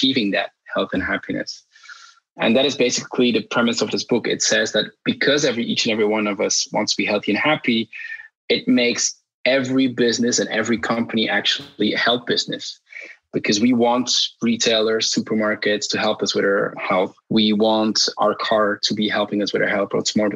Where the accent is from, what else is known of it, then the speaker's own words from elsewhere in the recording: Belgium; I'm born and raised in Belgium. I traveled a lot, but I still live in Belgium right now.